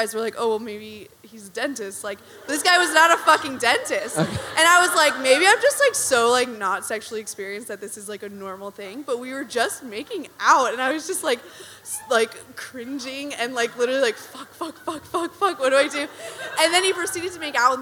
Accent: New Jersey, United States; moved away; I'm a grad student. I'm from New Jersey

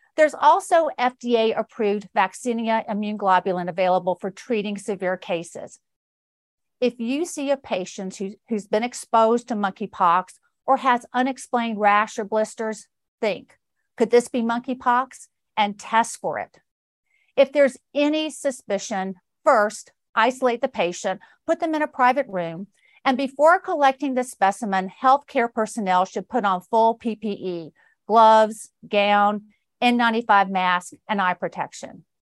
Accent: Georgia, United States; my home state of Georgia

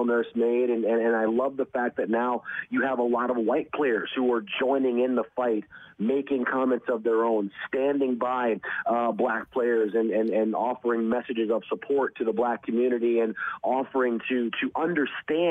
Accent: Detroit, Michigan, United States; growing up in Detroit

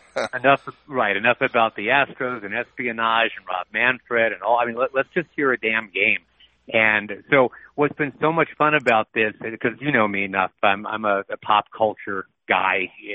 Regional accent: Rochester, New York, United States; also born or lived in Atlanta / Boston; I was actually born well born in Atlanta, but grew up in uh, in both Boston and Rochester, New York. More Rochester than Boston. I only spent like three years in Boston, so I tell people I'm from Rochester.

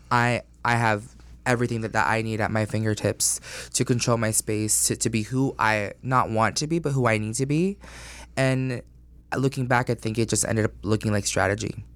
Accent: Orlando, Florida, United States; also born or lived in Astoria, Queens, New York; I was born in New York and then I grew up in Orlando and I started in first grade

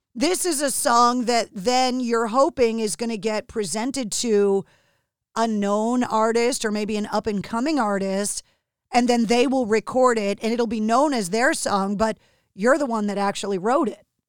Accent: outside of Boston, Massachusetts, United States; growing up outside of Boston

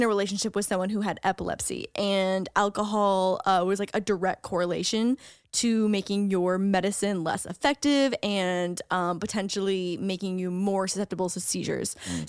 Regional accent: Canada; as a Canadian, we watch like American party movies like that where it's like frats and sororities.

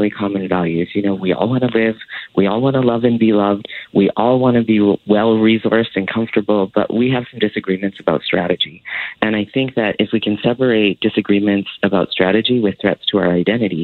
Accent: Alberta, Canada; I grew up in Alberta during the Klein years

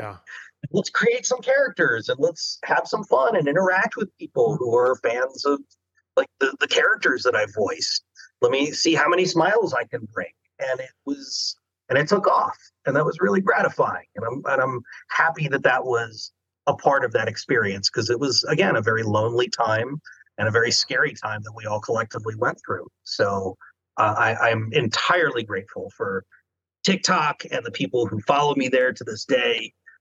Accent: Chesapeake Bay area, United States; I'm from the Chesapeake, so, you know.

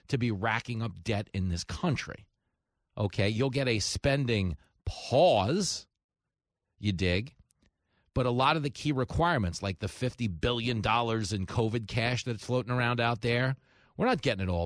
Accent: Levittown, New York, United States; I grew up in Levittown, and everybody in that town, it was America's first suburb.

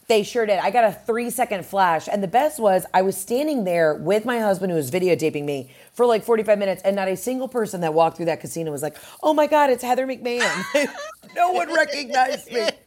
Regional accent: Atlanta, Georgia, United States; in Atlanta at the Fox Theater, which is my hometown spot

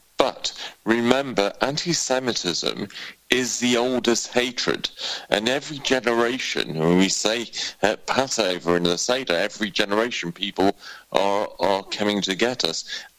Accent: United Kingdom; why I am a British Jew.

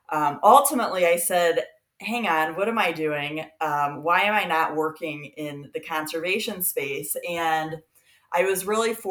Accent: Peoria, Illinois, United States; I am from Peoria, Illinois, although I grew up um, living in you know, three different countries and eight states

